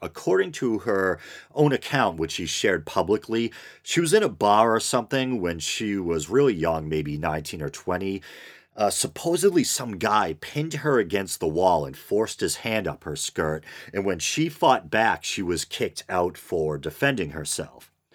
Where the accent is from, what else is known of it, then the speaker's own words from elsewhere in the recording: United States; as an American